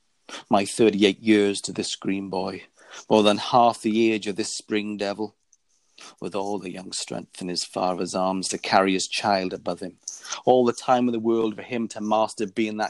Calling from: Faversham, South East England, United Kingdom; I'm calling from Faversham, Kent, in the UK.

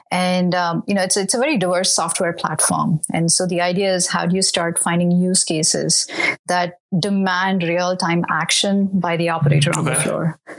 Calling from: California, United States; I'm based in the Bay Area in California.

